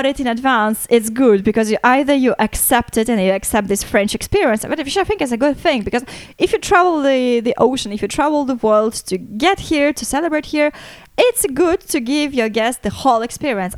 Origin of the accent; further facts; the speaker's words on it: Latvia; moved away as an adult; also born or lived in United Kingdom; now in Paris, France; I'm originally from Latvia.